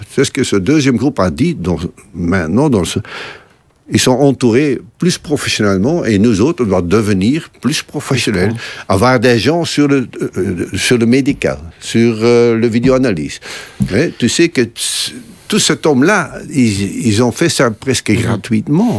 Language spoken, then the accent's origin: French; Belgium; chez nous, en Belgique